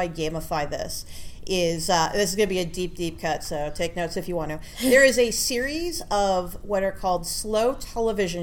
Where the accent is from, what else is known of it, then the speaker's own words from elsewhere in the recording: Hamilton, Ontario, Canada; I grew up in Hamilton, Ontario, which kind of looks like a post-apocalyptic wasteland in places.